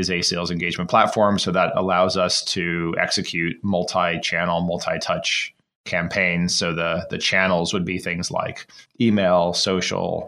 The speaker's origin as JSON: {"language": "English", "region": "Florida", "country": "United States", "tie": "born or raised there", "said": "I used to sell mangoes on the side of the road when I grew up in Florida."}